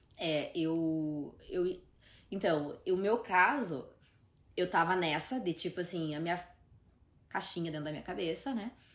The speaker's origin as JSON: {"language": "Portuguese", "town": "Curitiba", "region": "Paraná", "country": "Brazil", "tie": "born or raised there", "also_born_or_lived": "Ireland", "moved": "as an adult", "lives_now": "New York, United States", "said": "porque Curitiba é minha casa, é minha cidade natal"}